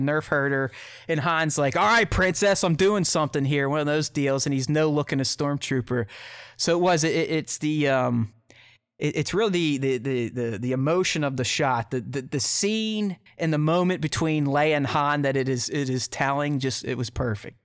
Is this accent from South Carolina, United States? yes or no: no; Pittsburgh, Pennsylvania, United States; now in Columbus, United States; I'm from Pittsburgh, but I live in Columbus, Ohio